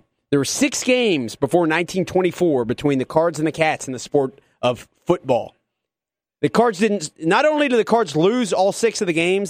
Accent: Louisville, Kentucky, United States; growing up in the Louisville area, led me to being a Pacers fan. There's a lot of Pacers fans around here

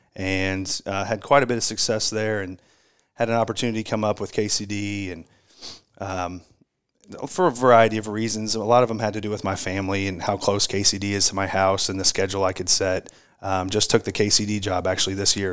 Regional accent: Brownsburg, Indiana, United States; now in Louisville, United States; grew up actually in Indiana

